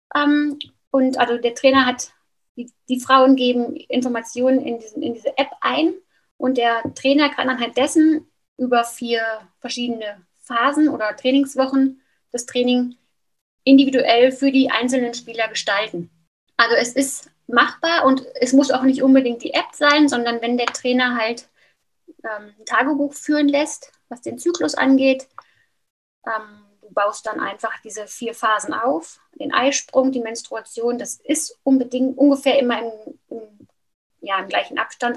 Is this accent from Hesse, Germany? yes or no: yes; near Frankfurt, Hesse, Germany; moved away as an adult; now in Switzerland; Aufgewachsen bin ich in Deutschland, in der Nähe von Frankfurt